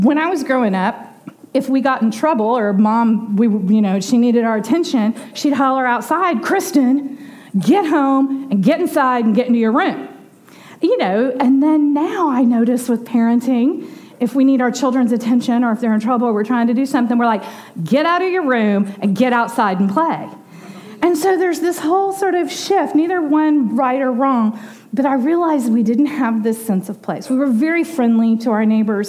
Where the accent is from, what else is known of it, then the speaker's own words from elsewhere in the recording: Dallas, Texas, United States; the street that we grew up on Desco in Dallas